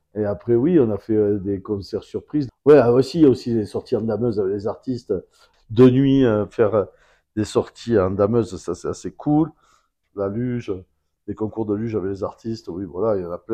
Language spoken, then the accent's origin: French; Bordeaux, Nouvelle-Aquitaine, France; also born or lived in Basque Country / South-West France; en tant que Bordelais